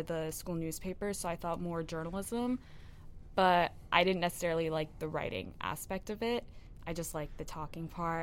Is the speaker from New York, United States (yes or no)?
yes; New York, United States; moved away; I am from New York